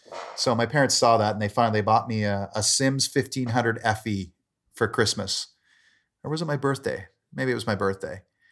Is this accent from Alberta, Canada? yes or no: yes; Calgary, Alberta, Canada; also born or lived in Port Moody; I'm from Calgary. I grew up for my younger years in a suburb of Vancouver called Port Moody.